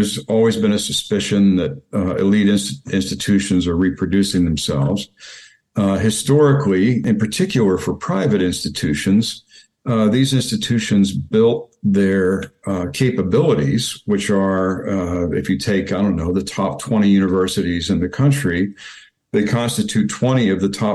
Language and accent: English; Kentucky, United States; moved away as an adult; I came to Yale from Kentucky